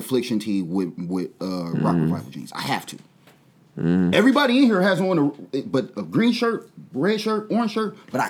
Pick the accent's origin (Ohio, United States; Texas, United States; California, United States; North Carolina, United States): Ohio, United States; Dayton; I'm from over there for real. I'm from Stowe's Avenue, 929